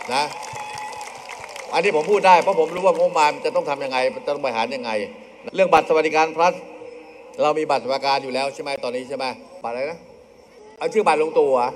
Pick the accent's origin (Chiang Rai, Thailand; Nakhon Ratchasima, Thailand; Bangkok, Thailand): Nakhon Ratchasima, Thailand; เราคือชาวอีสาน ลูกอีสานหลานย่าโม